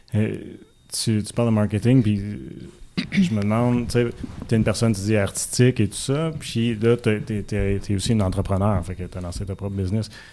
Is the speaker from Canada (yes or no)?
yes; Buckingham, Quebec, Canada; je viens de Buckingham